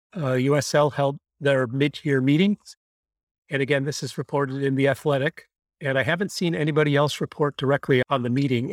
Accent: Buffalo, New York, United States; I grew up in Buffalo

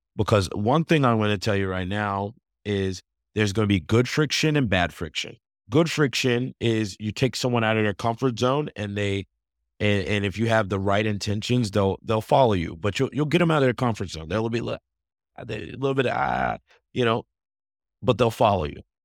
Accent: Atlanta, Georgia, United States; I'm from Atlanta

